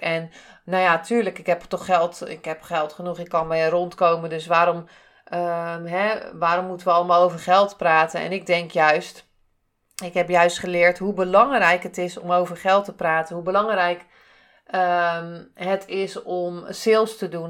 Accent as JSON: {"language": "Dutch", "region": "Zeeland", "country": "Netherlands", "said": "ik kom uit Zeeland."}